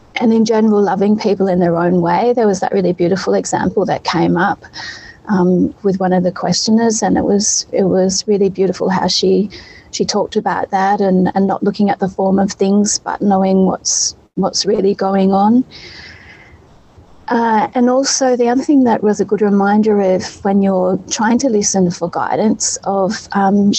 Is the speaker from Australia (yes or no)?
yes; Australia; now in Europe; I'm from Australia. My mum's there.